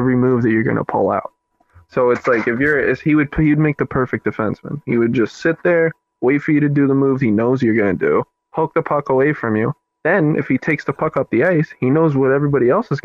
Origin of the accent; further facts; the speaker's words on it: the South, United States; I'm from the South.